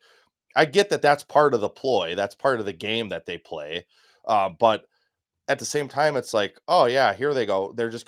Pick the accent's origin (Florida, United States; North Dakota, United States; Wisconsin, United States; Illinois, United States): Wisconsin, United States; or from my home state, Mike Gallagher up in Green Bay, Wisconsin's eighth congressional district.